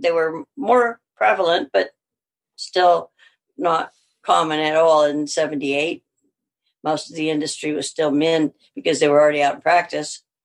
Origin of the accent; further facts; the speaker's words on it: Alabama, United States; accent: southern; now in Canada; Because I had a really southern accent. {S0} Right. {S1} And I said, Alabama.